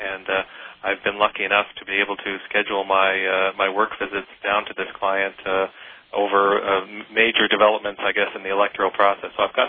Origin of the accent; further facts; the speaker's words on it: Canada; also born or lived in Rochester, New York, United States; growing up in Canada